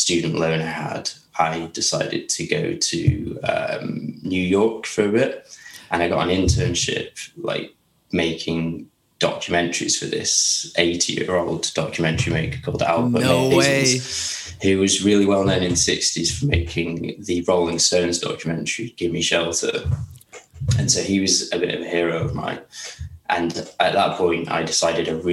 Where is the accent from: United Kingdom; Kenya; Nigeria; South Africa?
United Kingdom; Ilkley, Yorkshire and the Humber; also born or lived in London; now in Lewes, United Kingdom; Ilkley, which is my hometown